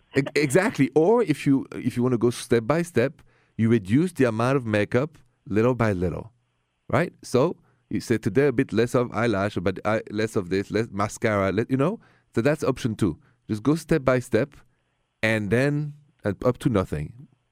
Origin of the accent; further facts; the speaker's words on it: Paris, Île-de-France, France; moved away as an adult; also born or lived in Ohio; now in United States; So, as you know, and from my accent, I come from Paris, France